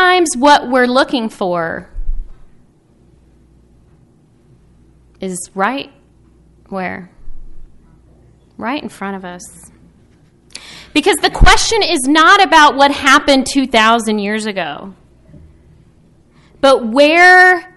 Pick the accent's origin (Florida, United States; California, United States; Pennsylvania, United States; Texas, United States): Texas, United States; moved away; Growing up in Texas